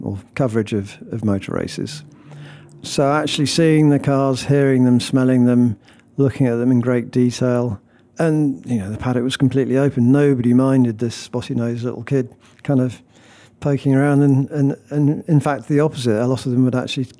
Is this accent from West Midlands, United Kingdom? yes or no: yes; Stratford-upon-Avon, West Midlands, United Kingdom; accent: Brummie; from Stratford, where I grew up